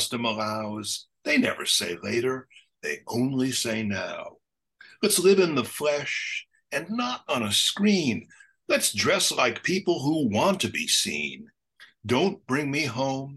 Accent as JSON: {"language": "English", "town": "Los Angeles", "region": "California", "country": "United States", "said": "I'm an American poet who is from Los Angeles, who's Italian and Latin"}